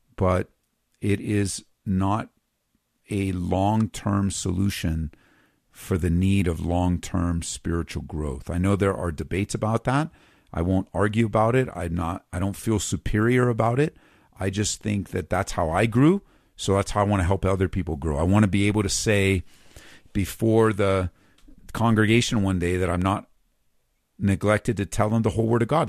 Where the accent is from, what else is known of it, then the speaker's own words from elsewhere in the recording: Southern California, United States; now in Colorado, United States; I grew up in Southern Cal